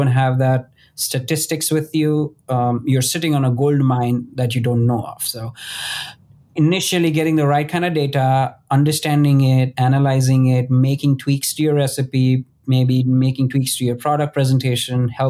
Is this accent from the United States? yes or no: no; Western India, India; moved away; I come from India, and the western part of India, especially the city that I grew up in, has the world's biggest Ayurvedic university.